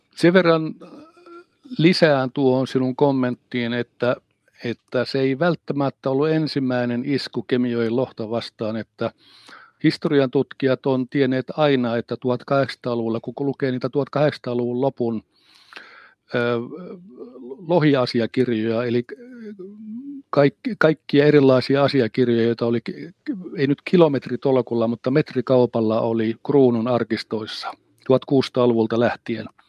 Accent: Pelkosenniemi, Lapland, Finland; moved away as an adult; also born or lived in southern Finland; now in Rovaniemi, Finland; Mä oon kotoisin niemeltä. Pelkosenniemen ylipäästä, joka on pari kilometriä siitä keskustasta kirkolta, niin sinne Savukosken suuntaan. Ja siinä mä olen aivan joen rannassa viettänyt lapsuuteni

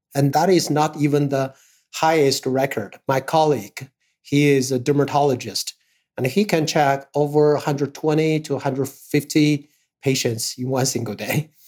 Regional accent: Harbin, Heilongjiang, China; I was born in North China. Uh, my hometown is Harbin

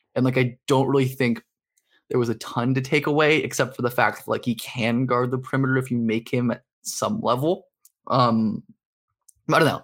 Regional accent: Los Angeles, California, United States; living and growing up in Hollywood.

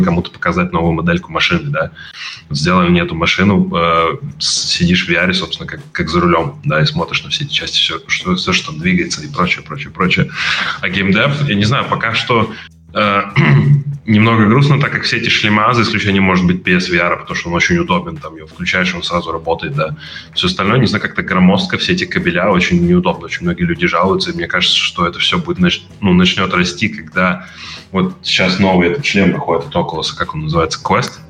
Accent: Latvia; moved away as an adult; also born or lived in England; now in United Kingdom; изначально я из Латвии

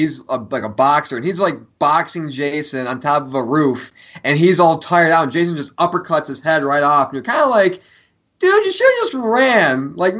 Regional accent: New York, United States; moved away; as somebody who was born and raised in New York

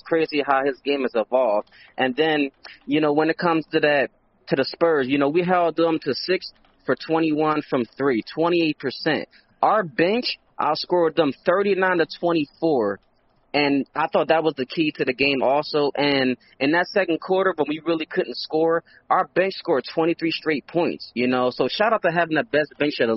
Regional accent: Philadelphia, Pennsylvania, United States; I'm from Philly.

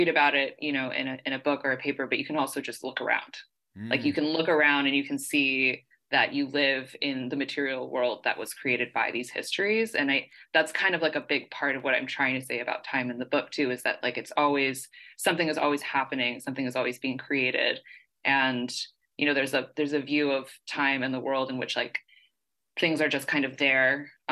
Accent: San Jose, California, United States; I'm from the Bay Area, so I've lived in it all my life.

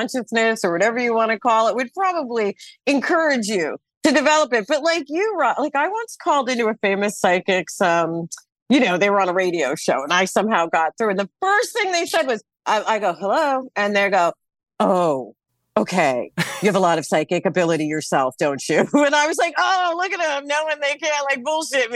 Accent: United States; I'm American.

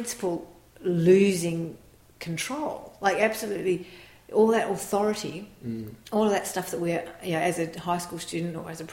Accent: Australia; we are a very suburban culture. You're in the suburbs, you're in those schools, and it very much related to our lives as Australian suburban kids

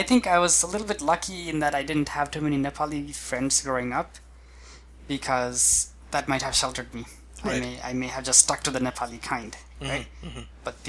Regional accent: Brazil; I think growing up in Brazil, Brazil already has a lot of mixtures.

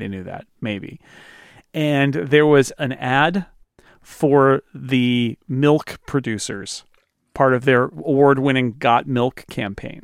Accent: United States; as an American growing up

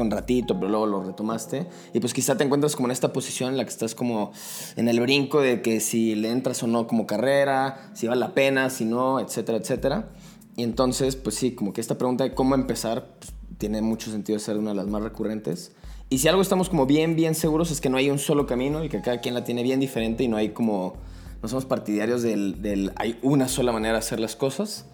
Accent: Guadalajara, Jalisco, Mexico; now in Mexico City, Mexico; yo soy de Guadalajara

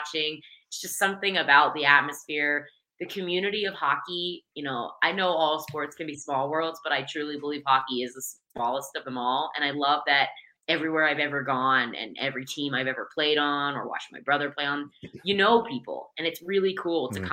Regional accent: Pittsburgh, Pennsylvania, United States; moved away as an adult; also born or lived in Geneseo, New York; I'm from Pittsburgh, Pennsylvania, originally, and I grew up playing

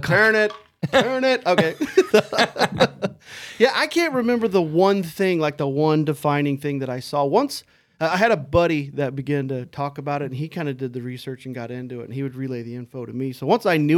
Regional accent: Illinois, United States; moved away as an adult; now in California, United States; I grew up in Illinois. I was born in a little town. Actually, I was born in a bigger town, but I grew up in a small town, about 8,000 people

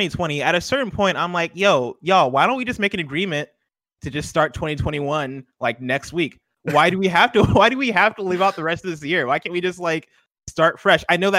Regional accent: central Illinois, United States; moved away; I did come up in Illinois, and I grew up in Illinois, which has, I feel like, the extremes of all the seasons. Like summer is really hot in central Illinois, and then winter is just freezing cold

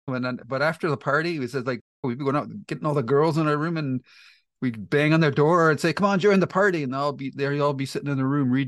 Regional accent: Toronto, Ontario, Canada; And they're also a hometown band for me because I grew up in the Toronto area, and … is from Toronto.

